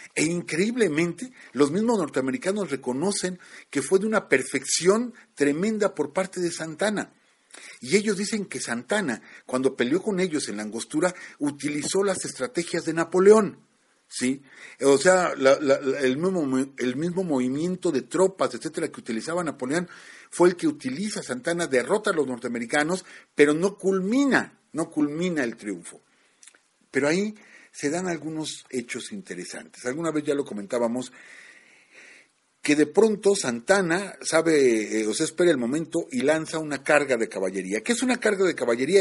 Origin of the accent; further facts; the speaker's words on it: Mexico; nosotros como mexicanos